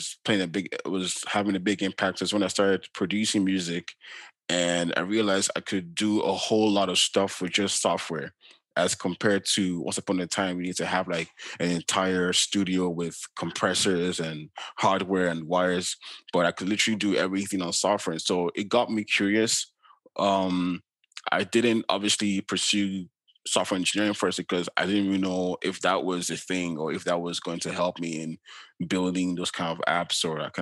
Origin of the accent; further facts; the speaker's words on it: Lagos, Nigeria; now in Canada; growing up in Nigeria, in Lagos